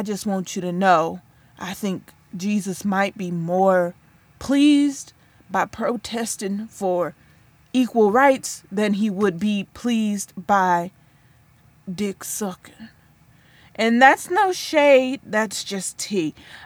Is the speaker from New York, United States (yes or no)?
no; Flint, Michigan, United States; I'm from Flint